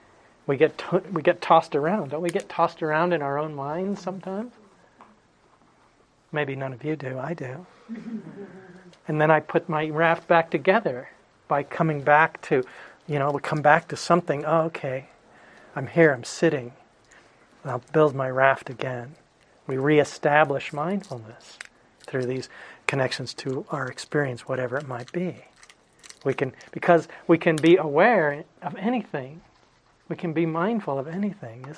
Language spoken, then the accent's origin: English; Phoenix, Arizona, United States; When I was a kid, I grew up in Phoenix